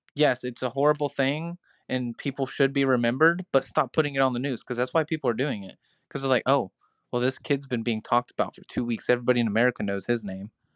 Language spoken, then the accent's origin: English; Crescent, Iowa, United States; also born or lived in Mount Ayr, Iowa; whenever I moved from Mount Air, Iowa to Crescent, Iowa, we used to call it Little Chicago as well because the train leads from Chicago straight through my town